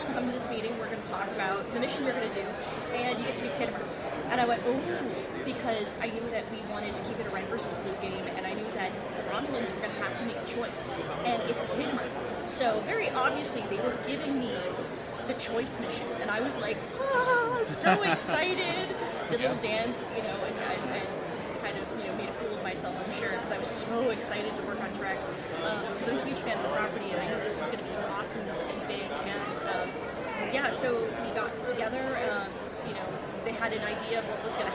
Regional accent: Pittsburgh, Pennsylvania, United States; Pittsburgh, which is my hometown

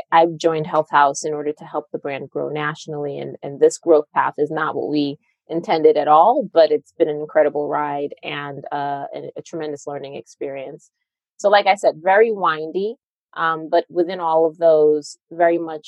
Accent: New York, United States; moved away as an adult; also born or lived in Panama; now in Los Angeles, United States; I'm from New York, grew up in New York

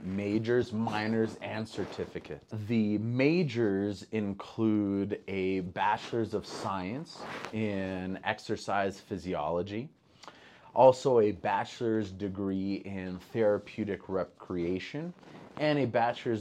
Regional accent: Montreal, Quebec, Canada; moved away as an adult; now in Idaho, United States; I grew up in Montreal, Canada

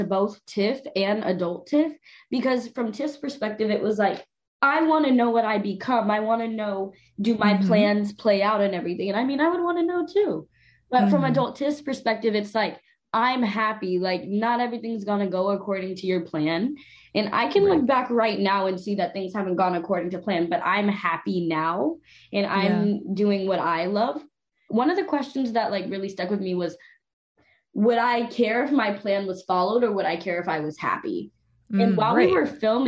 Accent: Texas, United States; I'm from Texas

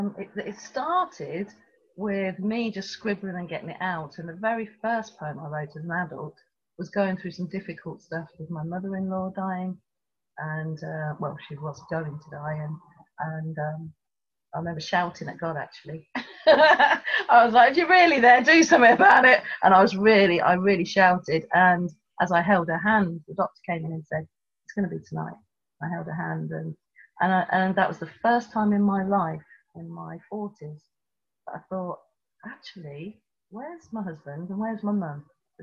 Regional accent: Tripoli, Tripoli District, Libya; born there; You don't know I was born in Tripoli in Libya.

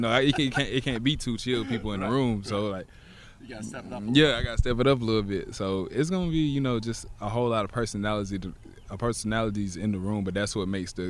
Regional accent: the South, United States; I'm from the South, and it feels just like this down there

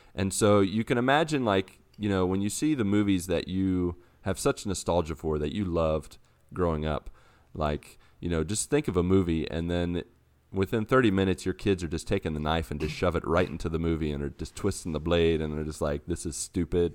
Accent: Grafton, West Virginia, United States; moved away; my hometown in this game and walk around West Virginia

